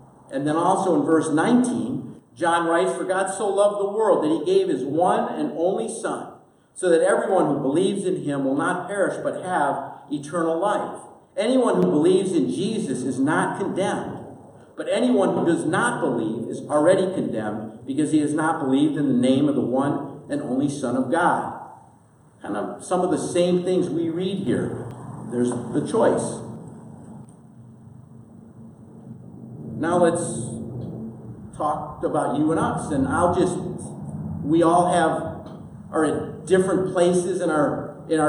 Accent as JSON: {"language": "English", "town": "Milwaukee", "region": "Wisconsin", "country": "United States", "tie": "born or raised there", "said": "I grew up in Milwaukee, Wisconsin. It was a great place to grow up"}